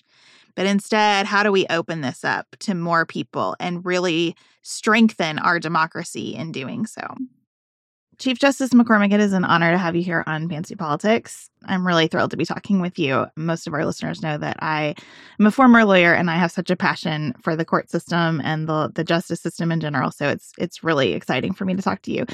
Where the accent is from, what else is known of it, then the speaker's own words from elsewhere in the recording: Kentucky, United States; my home state of Kentucky